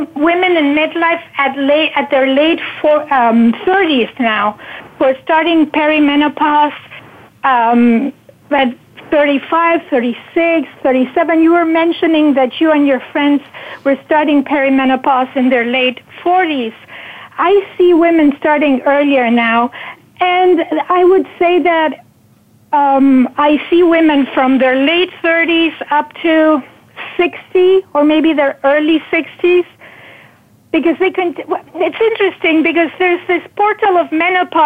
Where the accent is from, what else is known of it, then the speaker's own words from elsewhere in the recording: Argentina; moved away as an adult; also born or lived in Northern California; now in United States; I was born in Argentina, and when situations became difficult in the early 80s, after the military dictatorship, I decided to, after I married and I had two daughters